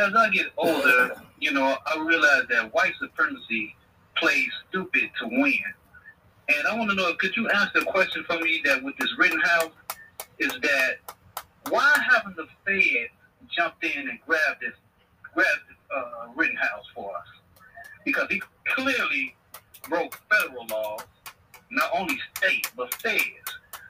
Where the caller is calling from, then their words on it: Chicago, Illinois, United States; calling out of Chicago.